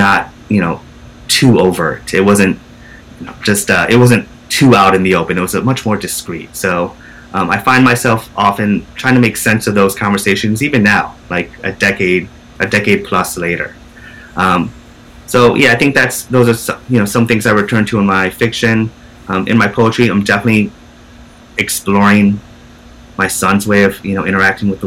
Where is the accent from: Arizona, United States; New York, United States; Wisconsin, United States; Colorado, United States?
New York, United States; upstate; moved away as an adult; now in New York City, United States; living in my hometown in upstate New York